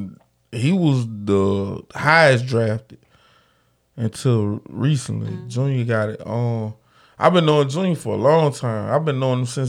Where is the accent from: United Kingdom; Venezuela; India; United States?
United States; Grenada, Mississippi; My hometown.